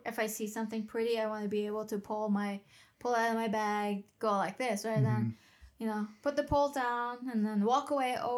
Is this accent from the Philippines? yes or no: no; Isfahan, Iran; moved away; I grew up in Iran, in Isfahan, Iran.